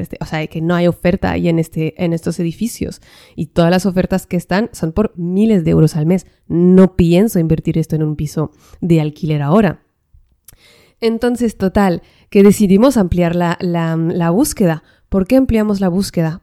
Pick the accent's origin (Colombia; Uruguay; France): France; northern France; now in Spain; yo vengo del norte de Francia